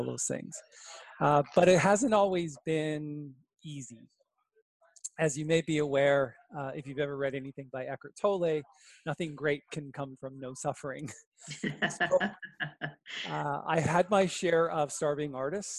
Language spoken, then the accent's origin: English; Brantford, Ontario, Canada; I grew up in Brantford, Ontario with Wayne Gretzky.